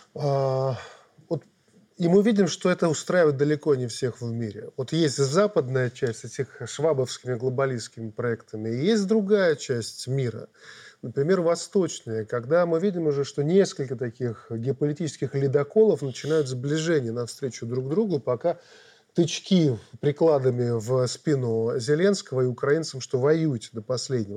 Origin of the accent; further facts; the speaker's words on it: Belarus; мы белорусы мирные люди